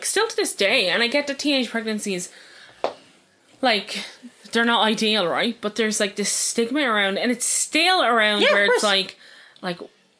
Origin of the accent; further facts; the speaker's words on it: Dublin, County Dublin, Ireland; I'm from Dublin, right? And it's a big sprawl